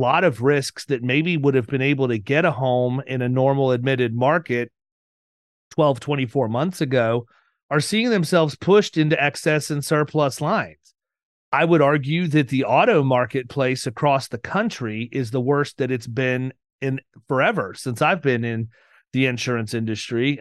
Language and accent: English; Florida, United States; I'm from Florida